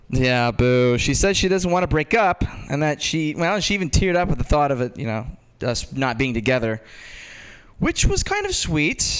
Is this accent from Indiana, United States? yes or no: yes; Georgetown, Indiana, United States; I'm from Georgetown, Indiana